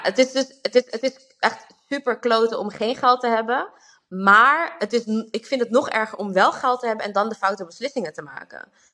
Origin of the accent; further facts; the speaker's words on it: Amsterdam, North Holland, Netherlands; now in Rotterdam, Netherlands; Ik kom zelf uit Amsterdam